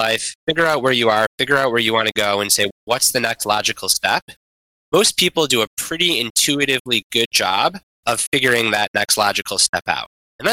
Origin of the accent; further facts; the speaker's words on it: Detroit, Michigan, United States; my hometown Detroit Lions